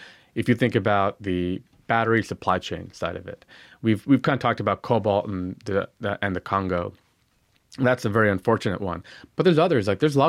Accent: Lake Tahoe, Nevada, United States; I grew up in Lake Tahoe near Reno, Nevada.

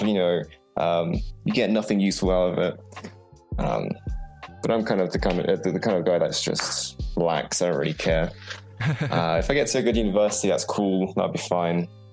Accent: Poland; now in England, United Kingdom; I'm originally from Poland

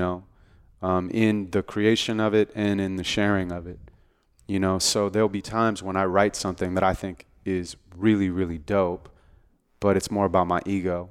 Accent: Santa Monica, California, United States; I was born and raised in Santa Monica, California.

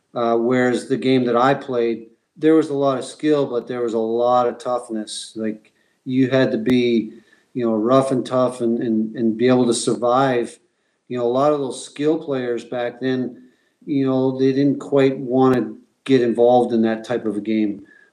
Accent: Carman, Manitoba, Canada; moved away; my hometown, Carmen, Manitoba. Little farming community, and about 2,500 people is the population of Carmen.

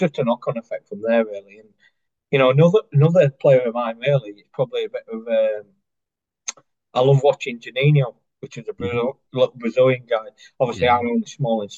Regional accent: Chesterfield, East Midlands, United Kingdom; I classed as my hometown club

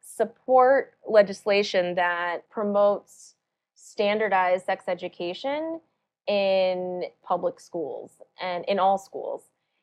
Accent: South Carolina, United States; born there

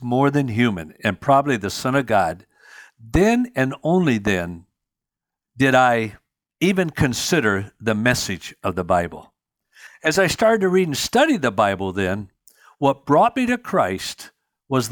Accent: Union City, Michigan, United States; I grew up in Union City, Michigan

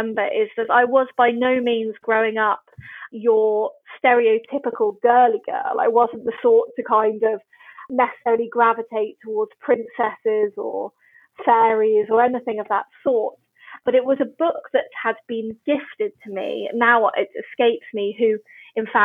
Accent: Oxford, South East England, United Kingdom; moved away; I grew up in Oxford, sort of between Wolvercote and Summertown

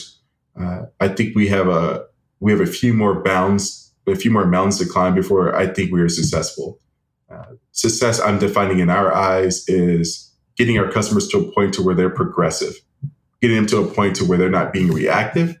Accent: Jackson, Tennessee, United States; now in Wichita, United States; I'm from Jackson, Tennessee.

